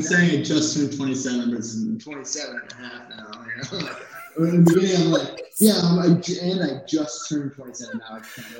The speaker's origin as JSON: {"language": "English", "region": "New Jersey", "country": "United States", "moved": "yes", "said": "I am from New Jersey. I haven't lived there in a long time. I don't really live anywhere."}